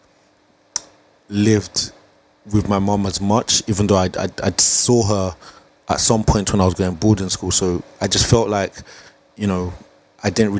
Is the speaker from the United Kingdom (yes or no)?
yes; England, United Kingdom; also born or lived in Nigeria; I was born in Nigeria at the age of I came to England at the age of 6